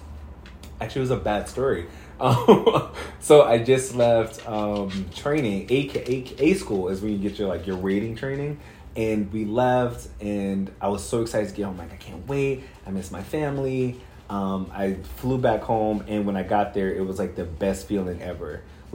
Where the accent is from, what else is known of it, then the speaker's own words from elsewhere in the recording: New York City, New York, United States; I grew up in Brooklyn.